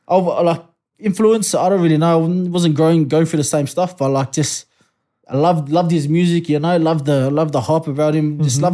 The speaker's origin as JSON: {"language": "English", "town": "Sydney", "region": "New South Wales", "country": "Australia", "tie": "born or raised there", "also_born_or_lived": "New Zealand", "said": "So, I moved to Riverwood. I moved here from NZ when I was about fucking very young, boy, maybe 4 or 5. Mm. Moved straight to Riverwood, lad. And growing up in Riverwood, bro, I loved it, you know. Homely, like very multicultural."}